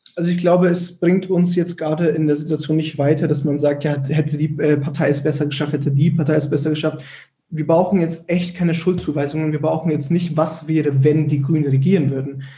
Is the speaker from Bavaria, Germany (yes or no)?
yes; Erlangen, Bavaria, Germany; bei uns in Erlangen